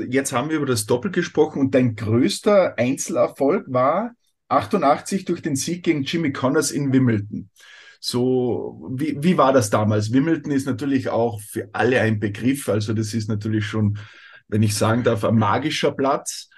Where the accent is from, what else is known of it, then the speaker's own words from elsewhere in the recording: Austria; bei uns in Österreich